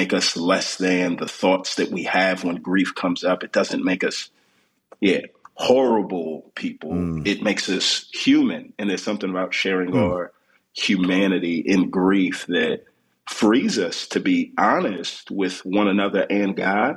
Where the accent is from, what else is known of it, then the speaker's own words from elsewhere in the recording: Houston, Texas, United States; moved away as an adult; now in Atlanta, United States; born and raised in Houston, Texas, to a pair of Nigerian immigrants